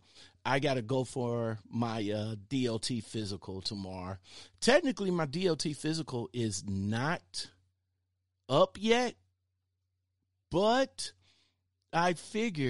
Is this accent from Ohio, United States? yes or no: yes; Cleveland, Ohio, United States; I'm in the Glenville neighborhood